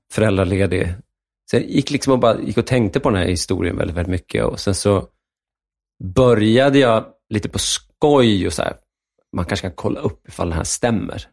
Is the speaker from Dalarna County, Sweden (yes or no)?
yes; Enviken, Dalarna County, Sweden; also born or lived in Stockholm; Jag är född i Stockholm, men eh, uppväxt i, i, Dalarna